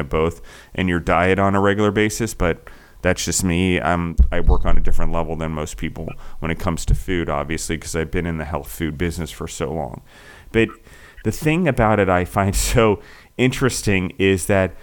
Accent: East Coast, United States; moved away; I grew up on the East Coast, so we had ocean fish in Chesapeake Bay

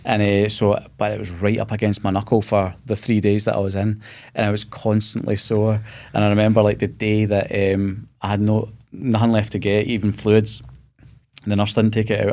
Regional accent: Scotland, United Kingdom; being Scottish

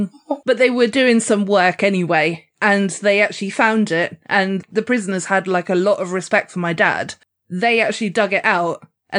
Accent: Weymouth, South West England, United Kingdom; my hometown in Weymouth.

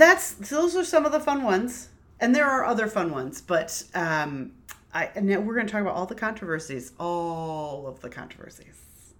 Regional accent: Connecticut, United States; I'm from Connecticut and fairly well-versed in American history.

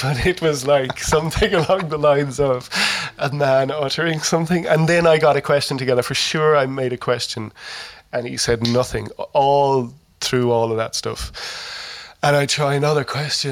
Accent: Ireland

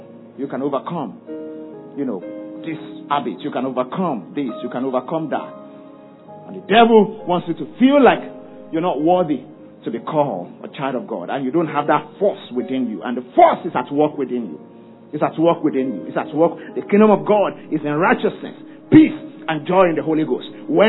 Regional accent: Ibadan, Oyo, Nigeria; I grew up in Ibadan

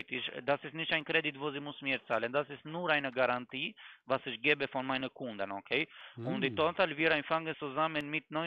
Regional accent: Germany; Nein, ich komme aus Deutschland. Ich wohne auch in Stuttgart, aber bei Ihrer Stadt meine ich.

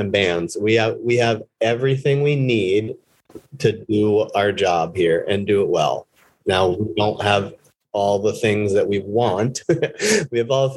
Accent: Vermont, United States; the town next to where I grew up in Vermont

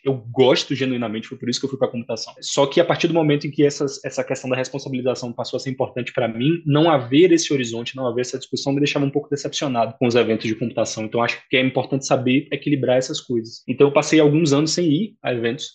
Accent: Salvador, Bahia, Brazil; now in São Paulo, Brazil; eu sou soteropolitano de nascimento

